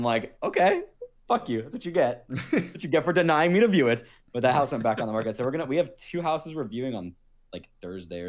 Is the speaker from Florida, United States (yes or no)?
yes; Florida, United States; also born or lived in Los Angeles, United States; now in Las Vegas, United States; I'm from Florida